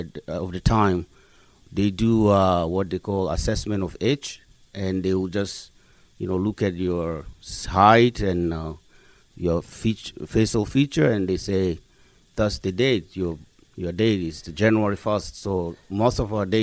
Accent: South Sudan; moved away as an adult; also born or lived in Gulu, Uganda; now in Canada; I was born in Uganda, a city in northern Uganda called Gulu. My parents left South Sudan in, I believe, between 1960, probably late

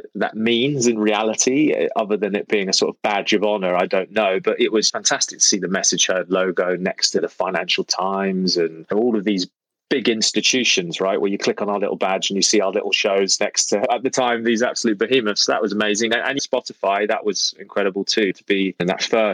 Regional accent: London, United Kingdom; I'm from London originally

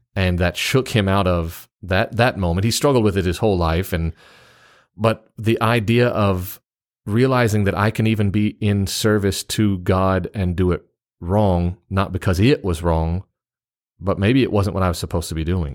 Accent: Memphis, Tennessee, United States; also born or lived in East Central Mississippi; now in Mississippi, United States; I'm also from the South, uh, except where I live right now. Where I live right now in, in, s, I guess you'd say East Central Mississippi, people tell me I'm from the North because I was born in Memphis, Tennessee.

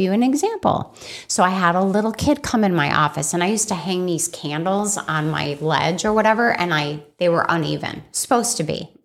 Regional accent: Scottsdale, Arizona, United States; also born or lived in Chicago, Illinois; I grew up in Scottsdale, Arizona, after Chicago, Illinois

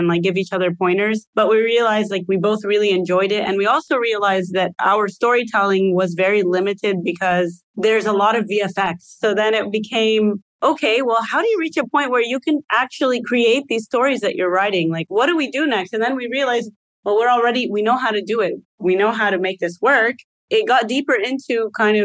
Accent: Texas, United States; moved away as an adult; I was born and raised in Texas

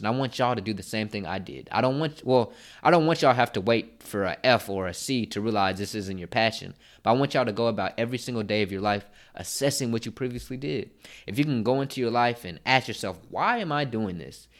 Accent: Dallas, Texas, United States; moved away as an adult; now in Philadelphia, United States; I'm from Dallas, Texas, and I go to Philadelphia

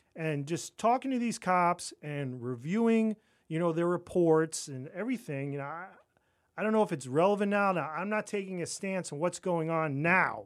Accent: Roslyn Heights, New York, United States; moved away; I grew up on Long Island

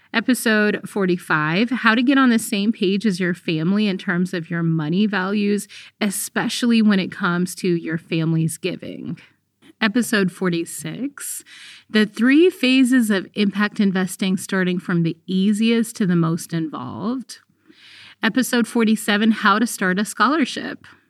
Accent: Eritrea; now in United States; Actually, I'm a refugee from Eritrea.

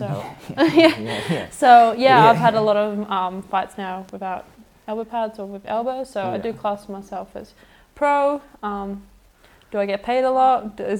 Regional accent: Sweden; accent: Australian; now in Australia; So I grew up in Sweden, so I'm not actually Australian. I sound Australian

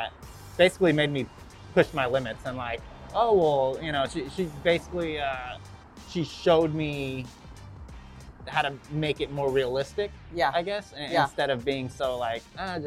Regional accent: Los Angeles, California, United States; Growing up in Venice

